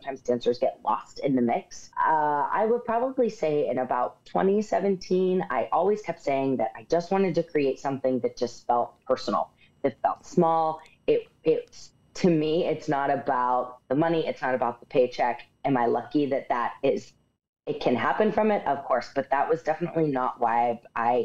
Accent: Pittsburgh, Pennsylvania, United States; moved away as an adult; now in New York, United States; I'm originally from Pittsburgh, Pennsylvania. I've lived in New York for the past 10 years

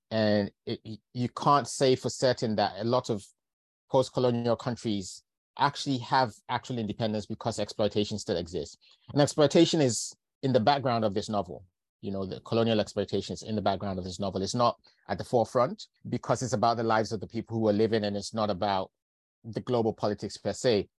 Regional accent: London, United Kingdom; also born or lived in Lincolnshire / Manchester; I've grown up largely in London. I still feel very connected to the north of England. I was born in Lincolnshire, went to, went to university in Manchester.

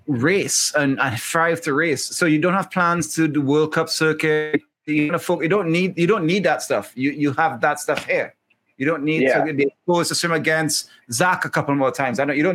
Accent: Trinidad & Tobago; I'm from Trinidad and Tobago.

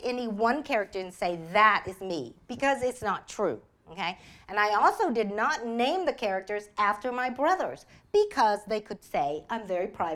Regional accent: Montgomery, Alabama, United States; English is a second language; moved away; also born or lived in Vietnam / Texas; I was raised in Alabama

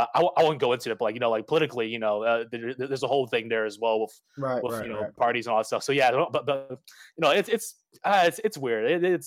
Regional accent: Ontario, Canada; now in Toronto, Canada; if I were to go to Quebec, right, and if I were to say I'm from Ontario

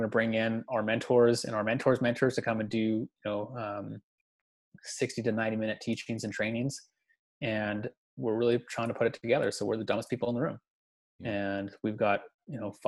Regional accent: Canada

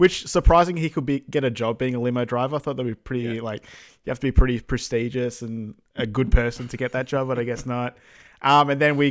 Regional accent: Australia; as an Australian

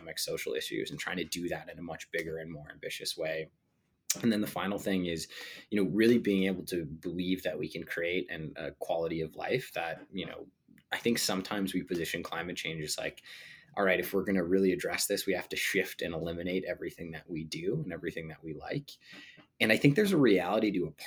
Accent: Sandia Park, New Mexico, United States; moved away as an adult; also born or lived in San Luis Obispo, California; I grew up in Sandia Park, which is a tiny town outside of Albuquerque in New Mexico.

